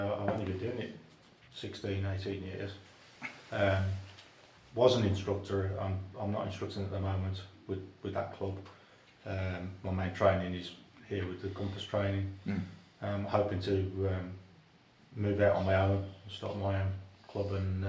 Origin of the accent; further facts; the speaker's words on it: Dudley, West Midlands, United Kingdom; I'm from Dudley.